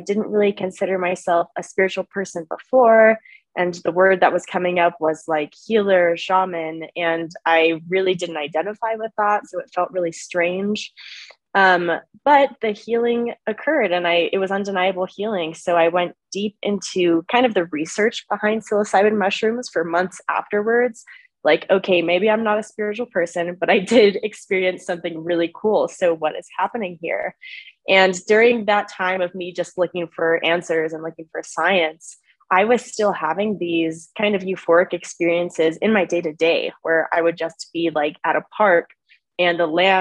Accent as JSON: {"language": "English", "region": "California", "country": "United States", "tie": "born or raised there", "said": "I was born and raised in the United States, in California specifically"}